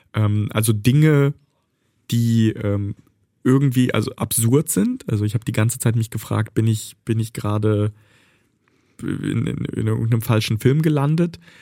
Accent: Bad Pyrmont, Lower Saxony, Germany; also born or lived in Kharkiv, Ukraine; Ich bin in Bad Pyrmont aufgewachsen, in Deutschland sozialisiert.

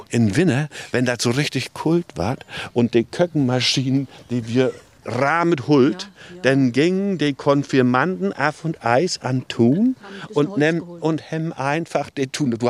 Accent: Mecklenburg-Vorpommern, Germany; Wir kommen von Großkennington.

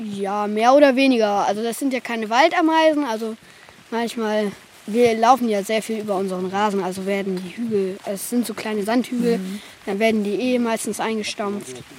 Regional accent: Gesmold, Lower Saxony, Germany; ich komme aus Gessmold, ich bin hier zu Besuch

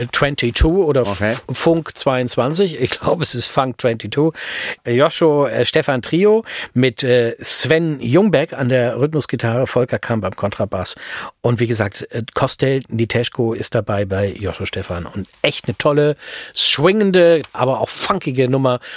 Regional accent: Hanover, Lower Saxony, Germany; in meiner Heimatstadt, ne, in Hannover

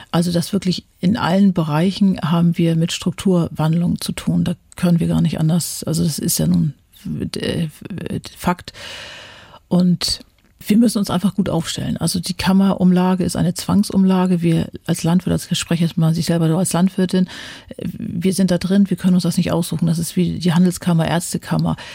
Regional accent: Germany; Da hatte ich immer so als Deutsche, na, wenn das jetzt nicht mal irgendwie ein Hintergrund ist

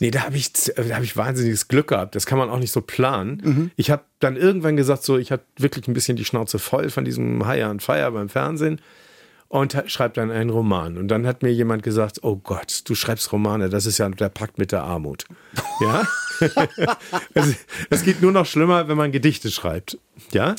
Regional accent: Kiel, Schleswig-Holstein, Germany; moved away as an adult; also born or lived in Oldenburg; now in Hamburg, Germany; ich bin in Kiel aufgewachsen

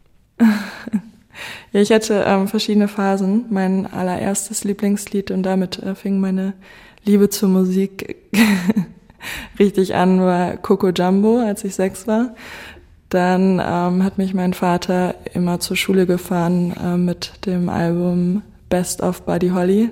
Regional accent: Goslar, Lower Saxony, Germany; also born or lived in Göttingen; ich bin eigentlich in Göttingen äh, geboren und dann mit sechs nach Goslar gezogen. Ich bin sehr dankbar, dass ich in Goslar aufgewachsen bin

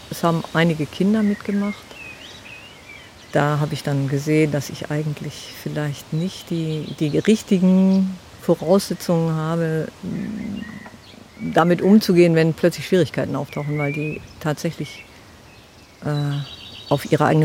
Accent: Ulsnitz, Germany; Nein, aufgewachsen bin ich in Ulsnitz.

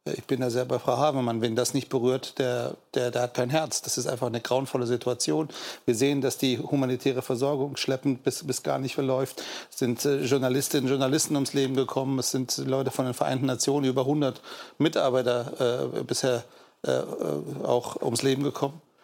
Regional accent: Germany; Wir als Deutsche

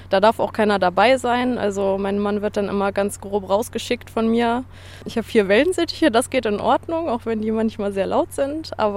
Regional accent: Harz, Germany; Und ich wollte unbedingt diese Verbindung Harz hier haben, weil ich auch natürlich an meine Heimatregion gedacht habe.

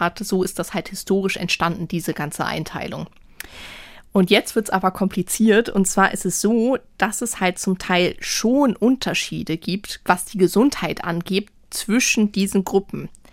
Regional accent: Hamburg, Germany; obwohl ich eigentlich hier aus Hamburg komme und äh, mhm. äh, Norddeutsch bin

